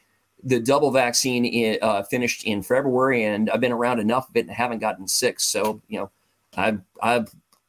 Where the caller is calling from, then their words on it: Overland Park, Kansas, United States; So I'm calling from an outskirt, from one of the suburbs of Kansas City called Overland Park, Kansas.